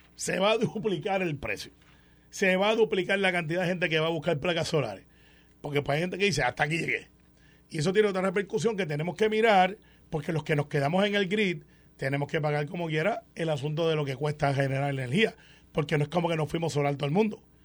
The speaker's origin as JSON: {"language": "Spanish", "country": "Puerto Rico", "said": "como puertorriqueño"}